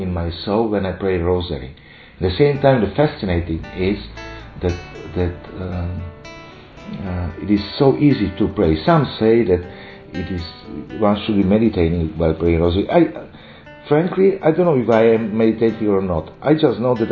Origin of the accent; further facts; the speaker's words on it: Slovakia; I am a priest from Slovakia